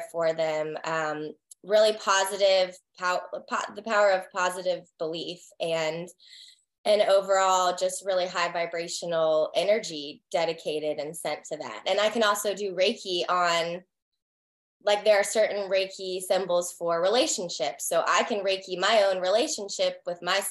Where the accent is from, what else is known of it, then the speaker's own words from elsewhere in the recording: the Carolinas, United States; moved away as an adult; also born or lived in Texas; now in Raleigh, United States; I'm from the Carolinas.